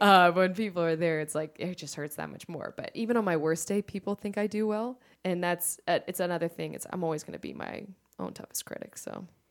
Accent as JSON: {"language": "English", "town": "Fairfax", "region": "Virginia", "country": "United States", "moved": "as an adult", "lives_now": "Charlotte, United States", "said": "I am from, uh, the D C area, and if you're familiar with D C, I'm from Fairfax."}